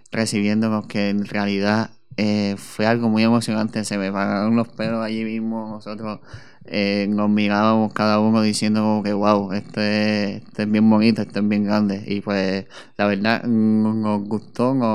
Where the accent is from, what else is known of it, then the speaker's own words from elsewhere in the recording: Puerto Rico; que la gente se disfrutara eh, eh, que somos puertorriqueños.